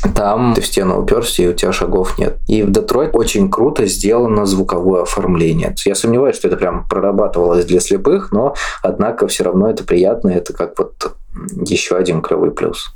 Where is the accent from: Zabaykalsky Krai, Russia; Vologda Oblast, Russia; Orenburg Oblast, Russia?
Orenburg Oblast, Russia; Orenburg; мне 25 лет, я из Оренбурга